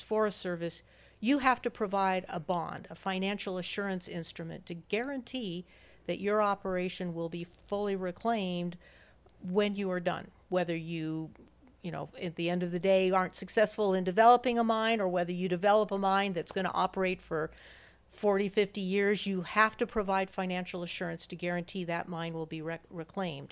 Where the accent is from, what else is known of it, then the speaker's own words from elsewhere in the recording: Denver, Colorado, United States; moved away as an adult; also born or lived in Wellesley, Massachusetts / Missoula, Montana; I'm a Westerner. I was born and raised in Denver, Colorado